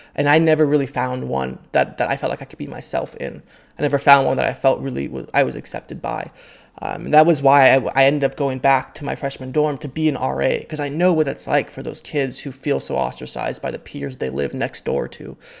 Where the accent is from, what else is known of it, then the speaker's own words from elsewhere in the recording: Half Moon Bay, California, United States; born and raised in Half Moon Bay, California.